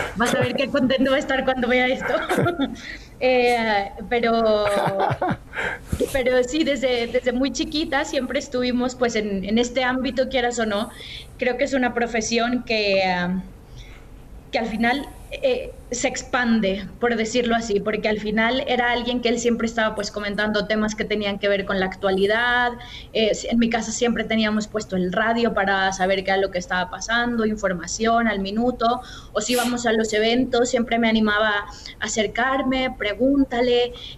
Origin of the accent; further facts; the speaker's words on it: Guadalajara, Jalisco, Mexico; moved away as an adult; also born or lived in Mexico City / Spain / Germany; soy mexicana, eh, nací en la Ciudad de México en 1987, después me mudé con mi familia para vivir en Guadalajara y es la ciudad donde crecí.